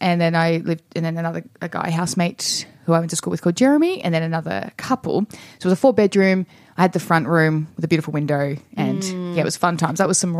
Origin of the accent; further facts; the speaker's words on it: Traralgon, Victoria, Australia; now in Melbourne, Australia; we are sisters, so... We're both from Teagues, Cheryl Teagues, as we call it.